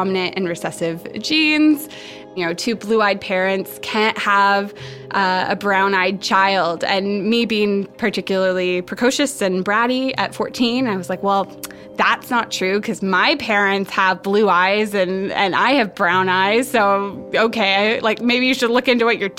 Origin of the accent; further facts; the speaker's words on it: Ottawa, Ontario, Canada; now in Vancouver, Canada; I was born in Ottawa in January 1991.